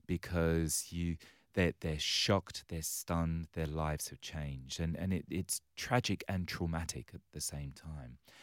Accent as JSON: {"language": "English", "region": "London", "country": "United Kingdom", "tie": "born or raised there", "moved": "yes", "lives_now": "Western Australia, Australia", "said": "I was born and raised on the wrong side of the railway tracks in London town"}